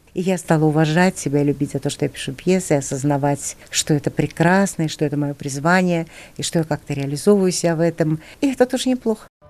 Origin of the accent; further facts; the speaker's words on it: Saint Petersburg, Russia; now in Moscow, Russia; Я росла в Ленинграде.